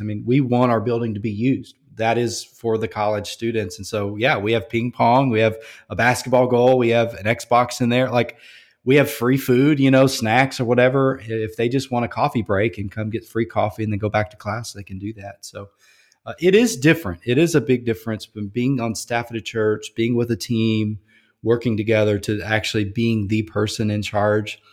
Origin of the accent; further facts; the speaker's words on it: Louisiana, United States; moved away; I grew up in Louisiana